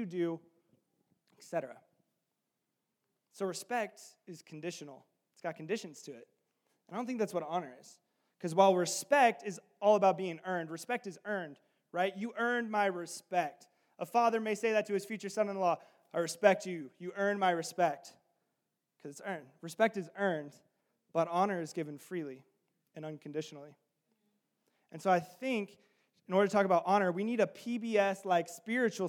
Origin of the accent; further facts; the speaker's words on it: the South, United States; I'm from the South